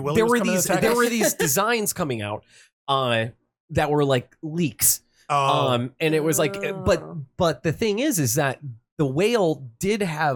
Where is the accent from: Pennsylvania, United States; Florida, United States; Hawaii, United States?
Pennsylvania, United States; Erie; I'm from Erie. I have an accent.